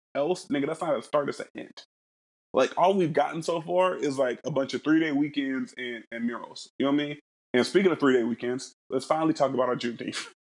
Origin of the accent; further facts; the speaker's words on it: Middletown, Ohio, United States; I'm from Middletown, Ohio.